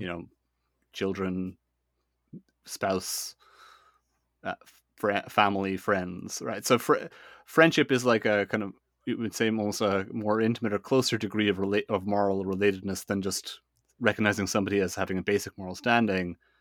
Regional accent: Ireland; I'm Irish, eh? I kind of live in, in Ireland.

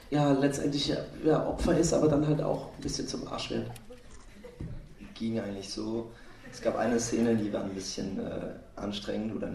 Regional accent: Lower Saxony, Germany; ich bin 16 Jahre alt und ich komme aus dem Wendland.

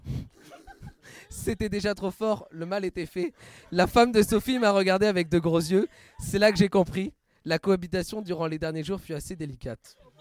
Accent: Bordeaux, Nouvelle-Aquitaine, France; Mon expérience terrain se déroulait chez moi à Bordeaux

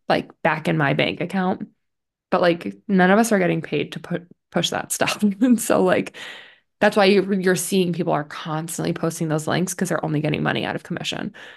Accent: Connecticut, United States; from Little Connecticut

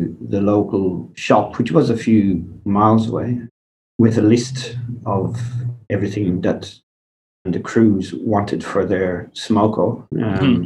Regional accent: Kilkenny, Leinster, Ireland; moved away as an adult; also born or lived in New Zealand / Dublin / Bunbury, Australia; now in Perth, Australia; I grew up in Kilkenny, which, as you would know, is in the southeast of Ireland

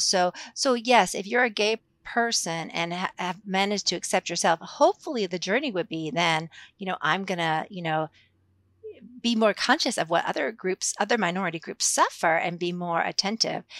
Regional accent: Massachusetts, United States; moved away as an adult; also born or lived in San Francisco / Japan; now in Lexington, Kentucky, United States; I'm not originally from Kentucky, I'm a, from Massachusetts, um, but I've lived in Kentucky since nineteen ninety-two, so, uh, I lived here much longer than I lived in the Northeast, but I grew up in the Northeast

